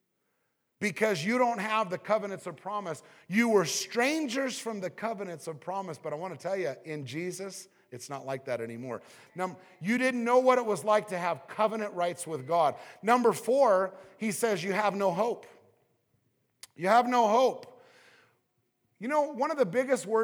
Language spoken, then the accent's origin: English; Southern California, United States; I was raised in Southern California